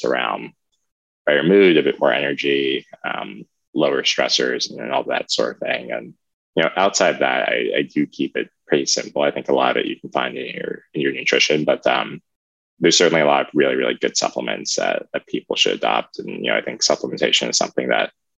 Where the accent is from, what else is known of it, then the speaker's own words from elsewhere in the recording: Maryland, United States; I grew up in the Maryland area in Anderton County